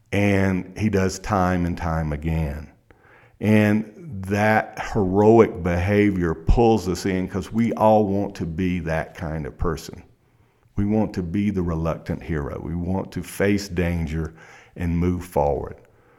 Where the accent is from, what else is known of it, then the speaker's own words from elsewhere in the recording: South Carolina, United States; Well, see, I grew up in South Carolina in a small town, and I'm 53 years old.